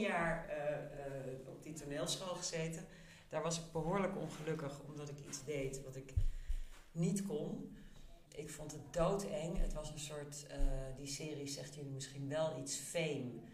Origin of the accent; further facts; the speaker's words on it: Amsterdam, North Holland, Netherlands; En ik ben in Amsterdam opgegroeid, rond de Nieuwmarktbuurt